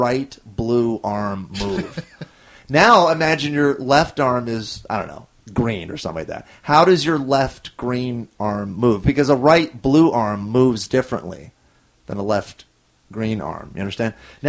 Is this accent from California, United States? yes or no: yes; Orange County, California, United States; moved away as an adult; also born or lived in Chicago / New York; now in Los Angeles, United States; I'm from Orange County